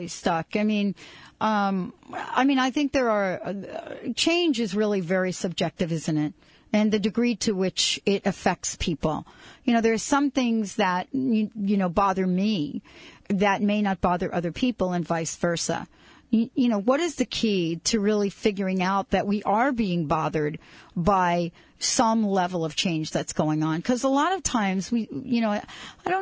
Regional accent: New York, United States; I grew up in New York

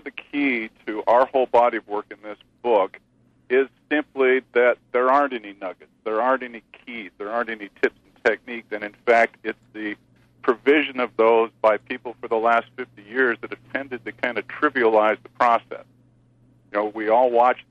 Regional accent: Spokane, Washington, United States; I grew up in Spokane, Washington in the mid to late 60s

